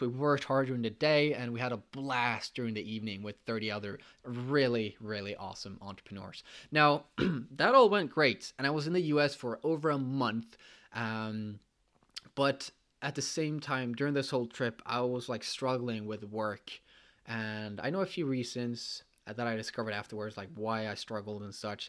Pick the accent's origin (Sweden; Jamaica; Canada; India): Sweden; I came from Sweden.